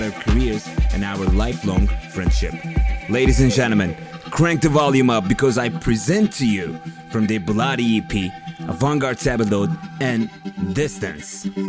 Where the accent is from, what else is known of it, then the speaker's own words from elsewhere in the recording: Turkey; moved away; I'm from Turkey and I'm still engaging with the Turkish audience and artists a lot